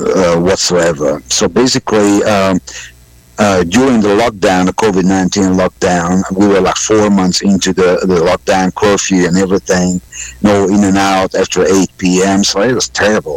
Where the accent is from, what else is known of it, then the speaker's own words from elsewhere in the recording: Budapest, Hungary; English is a second language; moved away as an adult; also born or lived in Birmingham, Alabama; now in United States; I was born and raised in Budapest, Hungary